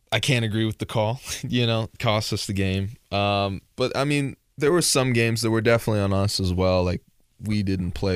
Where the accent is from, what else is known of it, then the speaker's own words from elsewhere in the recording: Dallas, Texas, United States; also born or lived in Marble Falls, Texas; I grew up in Dallas